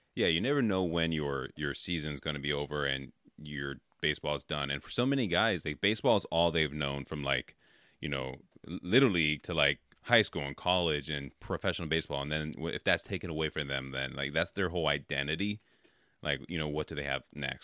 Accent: Oakland, California, United States; I grew up in Oakland, so like uh, I was an A's fan since a kid

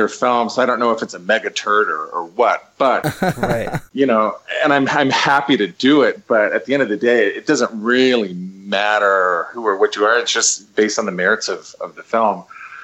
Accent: Preston, Idaho, United States; We shot it in Preston, in my hometown

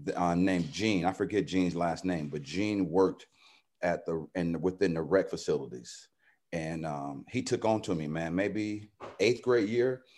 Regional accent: San Diego, California, United States; also born or lived in Dallas, Texas; kind of a rough upbringing growing up in Southeast San Diego

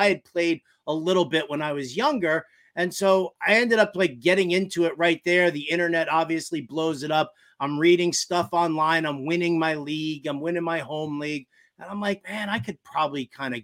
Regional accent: New York City, New York, United States; moved away as an adult; now in Los Angeles, United States; I am a New Yorker. You know, I grew up in New York City. I grew up in Manhattan

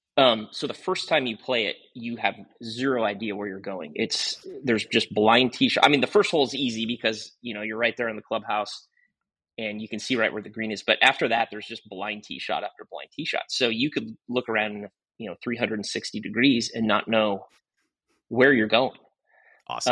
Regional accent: Gearhart, Oregon, United States; I grew up in Gearhart

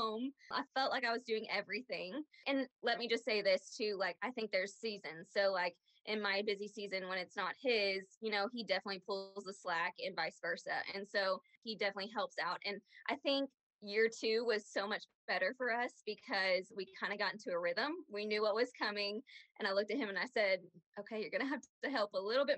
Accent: Aledo, Texas, United States; we grew up in Aledo.

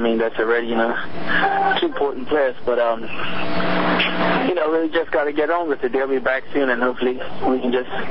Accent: Bermuda; moved away as an adult; also born or lived in Vermont / North Carolina; I'm first player from Bermuda. I have a couple of friends that I grew up

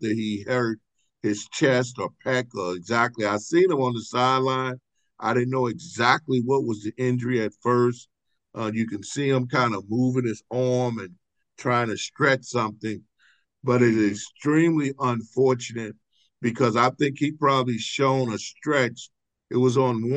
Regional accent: St. Louis, Missouri, United States; moved away; growing up in St. Louis

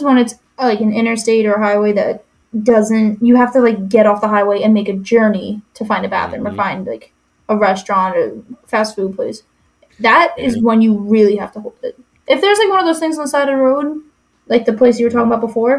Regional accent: New York, United States; now in Vermont, United States; I'm the asshole from New York weaving through everybody.

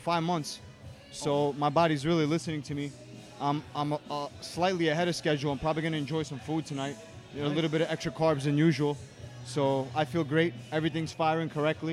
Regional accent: New York City, New York, United States; I'm from Brooklyn

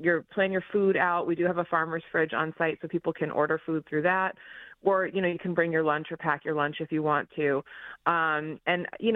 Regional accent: Boston, Massachusetts, United States; accent: Texas twang; moved away as an adult; also born or lived in Texas / Dallas; now in Detroit, United States; I moved here from Massachusetts, which is where I'm originally from. I was born and raised in the Boston area, but I worked for most of my adult life in Texas, actually. So every now and then that twang comes out

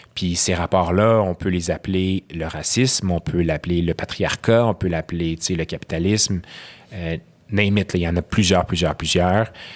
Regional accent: Quebec, Canada; first language Arabic; French is a second language; mes deux parents sont syriens, je suis né au Québec. Euh, j'ai grandi, comme tu as dit, dans des, dans, des, dans des quartiers multiculturels. Ma langue maternelle, c'est l'arabe.

